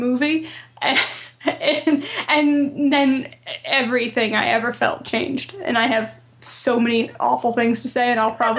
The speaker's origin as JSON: {"language": "English", "region": "Rhode Island", "country": "United States", "tie": "born or raised there", "said": "I'm from Rhode Island, which is, like, Massachusetts' little buddy."}